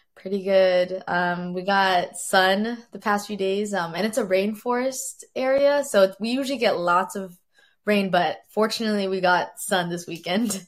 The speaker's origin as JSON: {"language": "English", "town": "Valdez", "region": "Alaska", "country": "United States", "tie": "born or raised there", "also_born_or_lived": "Fairbanks, Alaska", "said": "I'm currently in Valdez, Alaska, my hometown."}